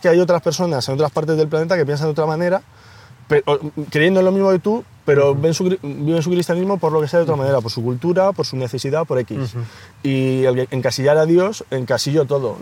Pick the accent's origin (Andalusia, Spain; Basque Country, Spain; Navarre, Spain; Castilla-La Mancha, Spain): Castilla-La Mancha, Spain; Ocaña; moved away as an adult; now in Madrid, Spain; mi, hermano y yo somos toledanos, eh, de, Ocaña, un pueblo de Toledo